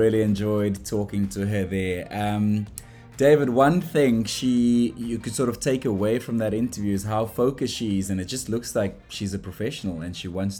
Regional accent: South Africa; I'm a South African. I live in South Africa

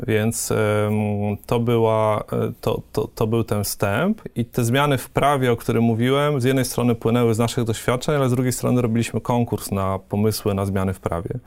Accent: Łuków, Lublin Voivodeship, Poland; moved away as an adult; also born or lived in Warsaw; pochodzę z Łukowa, mhm. na, na Wschodzie

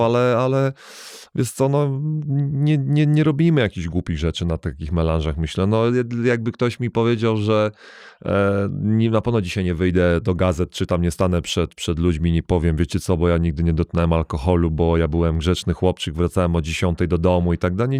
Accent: Łódź, Łódź Voivodeship, Poland; moved away as an adult; also born or lived in Germany / United States; wychowałem się w Polsce

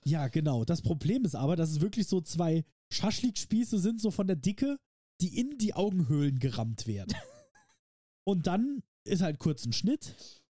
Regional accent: Saarland, Germany; für uns Saarländer

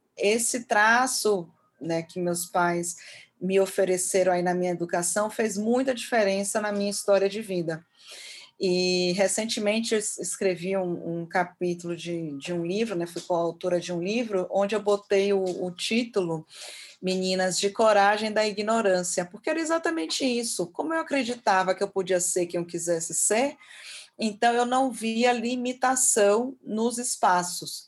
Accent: Brazil; falando como brasileira

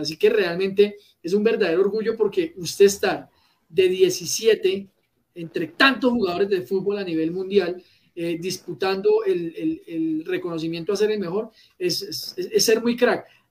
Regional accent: Colombia

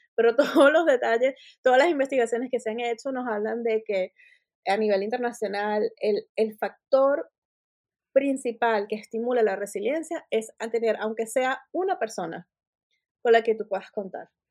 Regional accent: Venezuela; moved away as an adult; also born or lived in United States; now in Northern Ireland; Yo me fui de Venezuela, me ofrecieron un trabajo en Estados Unidos

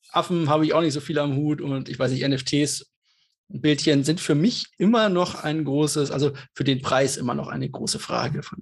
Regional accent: Munich, Bavaria, Germany; born there; Ich bin ja in München geboren, wir haben hier nicht so viel Wasser und nicht so viel Wellengang

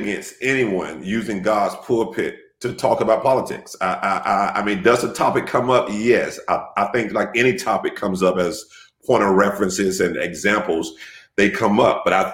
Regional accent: Jacksonville, Florida, United States; moved away as an adult; also born or lived in Miami, Florida; now in Savannah, United States; I was born and raised in Jacksonville for the most part. I relocated to Miami, Florida in about 93 to finish high school and then moved back to Jacksonville in 96.

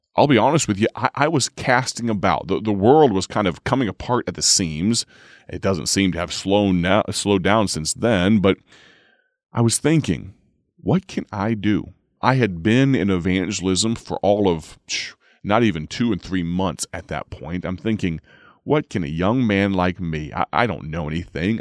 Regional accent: United States; I'm telling that account from the, uh, from the perspective of an American

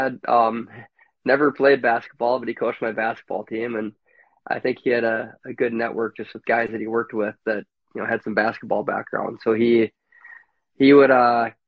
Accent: Maple Grove, Minnesota, United States; also born or lived in Williston, North Dakota; landed in Maple Grove, Minnesota, a lot different Maple Grove, Minnesota than now, at roughly the age of five or six, where I started my journey here and went to elementary school

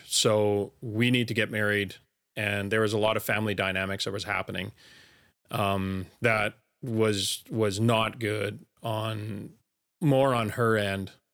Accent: Elkford, British Columbia, Canada; also born or lived in Fort Langley, British Columbia; raised, you know, from grade one on, uh, in Elkford all the way up until grade twelve

